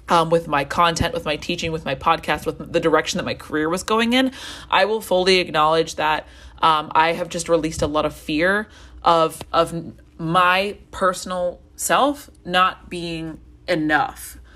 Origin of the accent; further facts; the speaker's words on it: Colombia; Um, I grew up in Colombia and I didn't speak Spanish for a really long time.